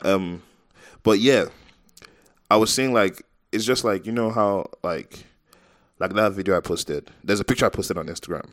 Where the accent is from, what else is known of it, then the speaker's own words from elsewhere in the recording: Nigeria; I'm Nigerian. 'Cause I feel like in Nigeria, people don't care if you're a celebrity